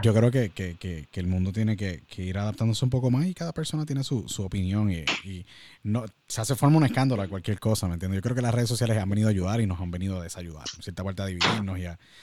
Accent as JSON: {"language": "Spanish", "country": "Puerto Rico", "said": "nuestro gran país que siempre que salimos de Puerto Rico nos convertimos en ciudadanos del mundo y extrañamos a Puerto Rico todo el tiempo."}